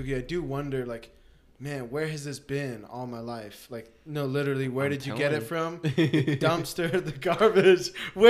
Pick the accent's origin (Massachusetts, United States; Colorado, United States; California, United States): Colorado, United States; Parker; growing up in Parker